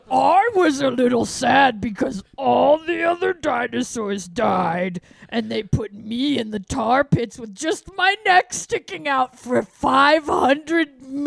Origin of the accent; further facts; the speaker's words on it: West Midlands, United Kingdom; I'm British, yeah.